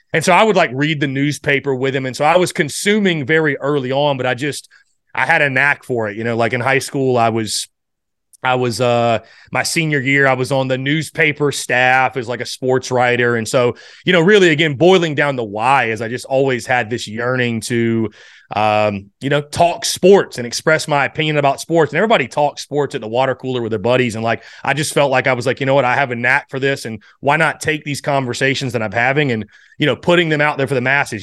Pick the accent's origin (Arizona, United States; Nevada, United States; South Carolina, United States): South Carolina, United States; North Augusta; moved away; originally from the state of South Carolina, obviously Nor-, North Augusta, South Carolina